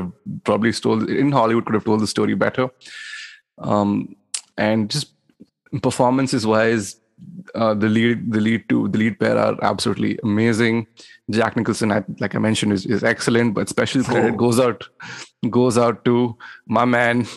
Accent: India; moved away; me as a Indian

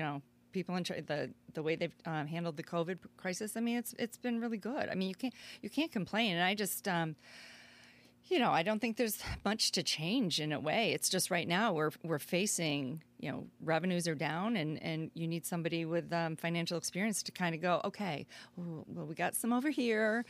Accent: Naperville, Illinois, United States; also born or lived in New Jersey; now in Aurora, United States; I've been in Aurora here for twenty-seven years, but I grew up in Naperville.

